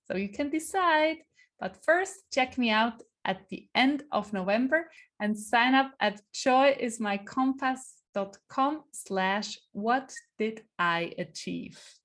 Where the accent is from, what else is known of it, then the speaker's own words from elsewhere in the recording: Switzerland; first language Swiss German; English is a second language; also born or lived in Iowa City, United States; swiss german is um is yeah my mother tongue